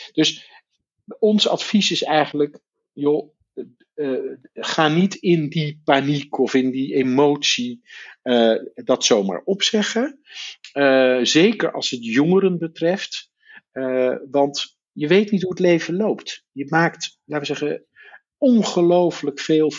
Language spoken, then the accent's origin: Dutch; Netherlands; als Nederlander in Nederland geboren uit een Amerikaanse vader of moeder ook Amerikaans staatsburgerschap hebt gekregen